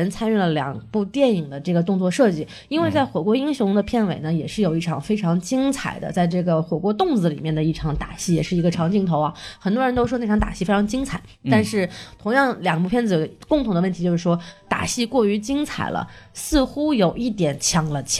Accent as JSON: {"language": "Chinese", "country": "China", "said": "啊，这我是中国人，我爱国无"}